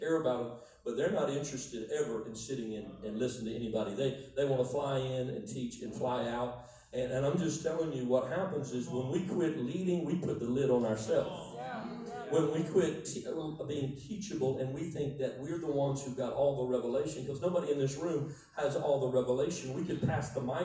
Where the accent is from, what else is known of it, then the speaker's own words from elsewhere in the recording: Miami, Florida, United States; moved away; I was born in South Florida. I lived in Miami.